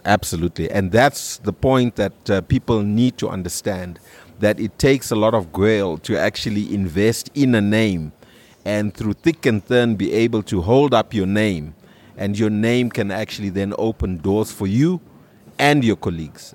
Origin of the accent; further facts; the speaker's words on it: Harare, Zimbabwe; I grew up in Highfields